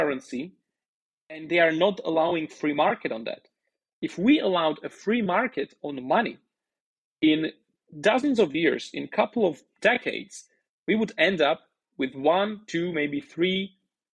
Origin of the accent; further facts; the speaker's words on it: Slovakia; first language Slovak; English is a second language; now in Roatan, Honduras; My native language is Slovak.